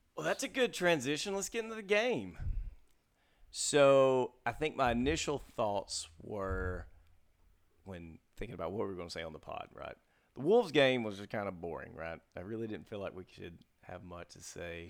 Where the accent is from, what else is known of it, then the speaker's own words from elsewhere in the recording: Mississippi, United States; I'm from Mississippi